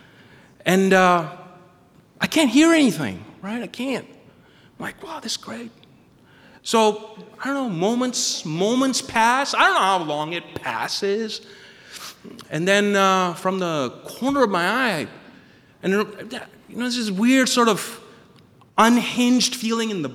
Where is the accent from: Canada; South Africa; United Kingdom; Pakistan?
Pakistan; now in Maine, United States; I was born and raised in Pakistan